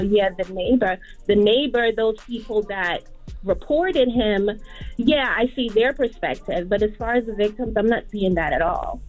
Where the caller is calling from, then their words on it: New Jersey, United States; I'm calling from New Jersey